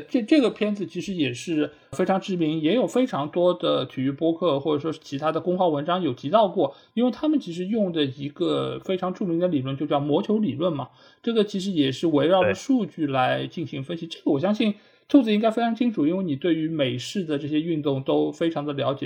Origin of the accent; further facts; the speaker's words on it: China; 就我们中国人很讲究面相嘛，